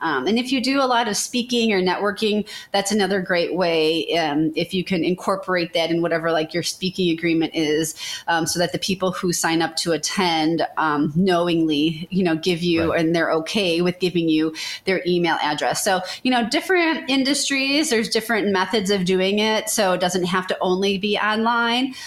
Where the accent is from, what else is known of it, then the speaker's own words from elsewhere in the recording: Chicago, Illinois, United States; moved away as an adult; now in Memphis, United States; I'm from the Chicago area.